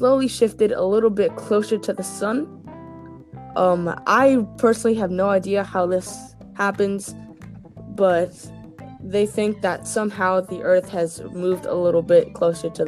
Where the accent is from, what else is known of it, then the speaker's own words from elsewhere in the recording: Florida, United States; I grew up in Florida, and it gets hot in May in Florida.